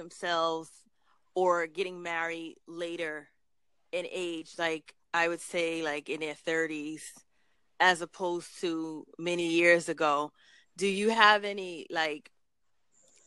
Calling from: New York City, New York, United States; I'm calling from Brooklyn, New York

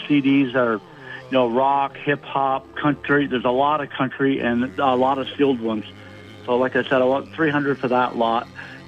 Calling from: Colchester, Vermont, United States; Hey, Bill. It's … in Colchester.

